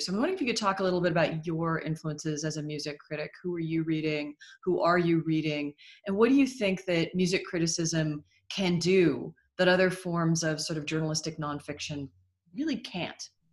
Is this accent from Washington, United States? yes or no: yes; Seattle, Washington, United States; I grew up in Seattle.